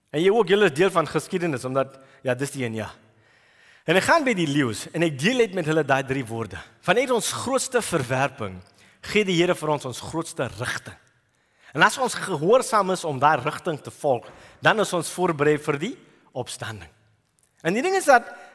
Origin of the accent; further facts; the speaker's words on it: Durban, KwaZulu-Natal, South Africa; moved away as an adult; also born or lived in New Zealand; ek was groot geword in Durban